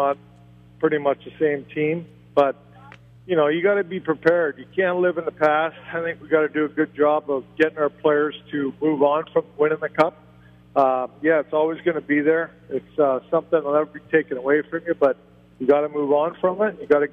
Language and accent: English; Canada; now in New Hope, United States; my hometown up in Canada